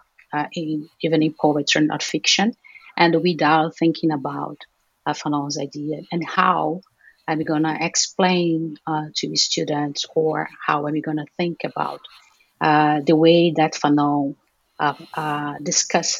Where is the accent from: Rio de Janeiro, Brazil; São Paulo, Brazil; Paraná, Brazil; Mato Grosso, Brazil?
Rio de Janeiro, Brazil; now in Aracaju, Brazil; I'm from Rio de Janeiro, but I live in Sergipe, the northeast of Brazil.